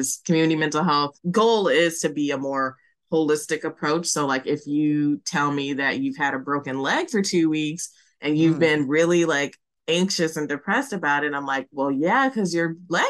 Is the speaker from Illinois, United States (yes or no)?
yes; Chicago, Illinois, United States; now in Seattle, United States; I'm originally from Chicago, but living in Seattle